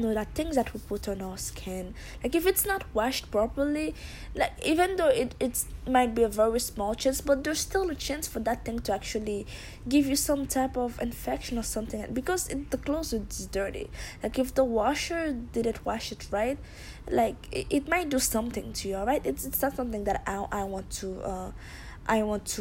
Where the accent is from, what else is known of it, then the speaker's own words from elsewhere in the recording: Haiti; moved away; I'm from Haiti